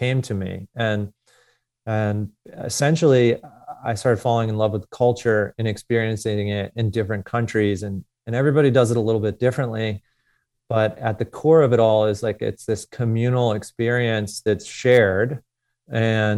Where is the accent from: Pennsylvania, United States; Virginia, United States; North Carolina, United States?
Pennsylvania, United States; Philadelphia; I grew up in Northeast Philadelphia as a competitive athlete